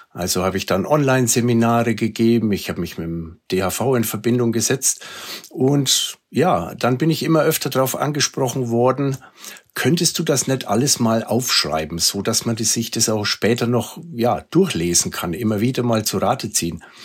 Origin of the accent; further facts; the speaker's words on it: Germany; bei uns in Deutschland